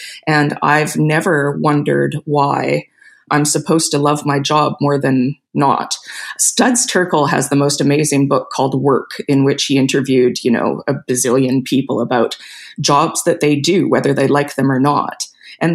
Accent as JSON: {"language": "English", "country": "Canada", "also_born_or_lived": "South America", "said": "I'm Canadian, but I grew up in South America."}